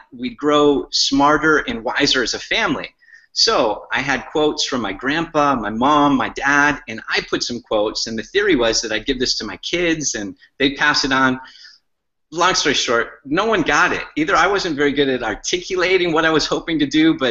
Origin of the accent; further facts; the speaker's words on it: Michigan, United States; I grew up in Michigan